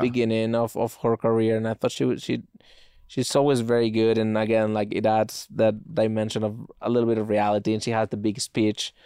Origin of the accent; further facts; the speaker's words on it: Spain; moved away; growing up in Spain